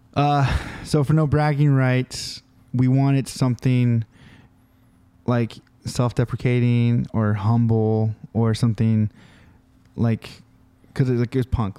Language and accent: English; California, United States; We're from California